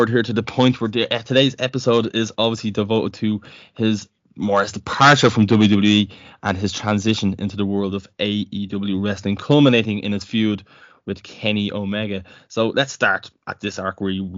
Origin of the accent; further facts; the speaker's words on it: Ireland; being an Irishman